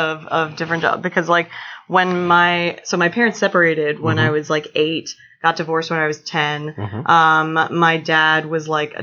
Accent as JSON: {"language": "English", "town": "Cambridge", "region": "Maryland", "country": "United States", "tie": "born or raised there", "also_born_or_lived": "Baltimore", "moved": "yes", "said": "I grew up on the eastern shore of Maryland in a town called Cambridge, which when you tell people that you're from Cambridge, it's very good for them for a second."}